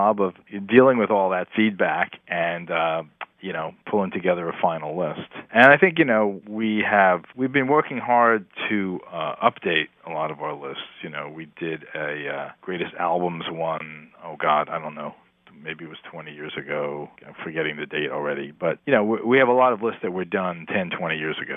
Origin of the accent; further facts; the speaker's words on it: New Jersey, United States; Growing up in New Jersey, I had two older sisters who had record collections